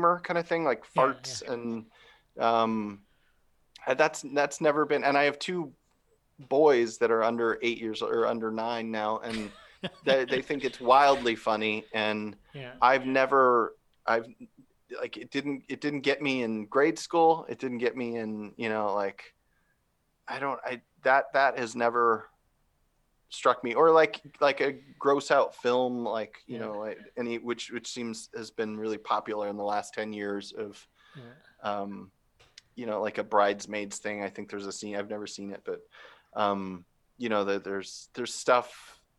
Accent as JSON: {"language": "English", "town": "Phoenix", "region": "Arizona", "country": "United States", "tie": "born or raised there", "said": "I grew up in Arizona, in Phoenix"}